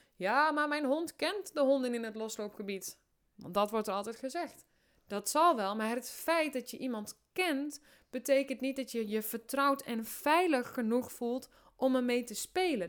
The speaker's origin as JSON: {"language": "Dutch", "region": "Drenthe", "country": "Netherlands", "also_born_or_lived": "Amersfoort", "said": "ik kom uit Drenthe, ik woon in een hutje op de hei."}